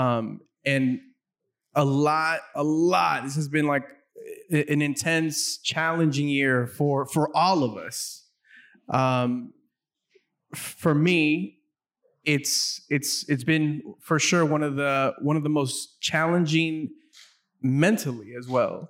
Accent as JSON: {"language": "English", "town": "South Gate", "region": "California", "country": "United States", "tie": "born or raised there", "said": "I grew up in Southgate, which is a neighboring city"}